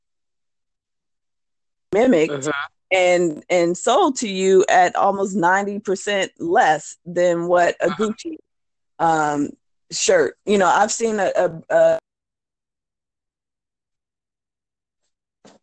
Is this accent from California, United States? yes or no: yes; California, United States; moved away as an adult; now in New Orleans, United States; I'm from California.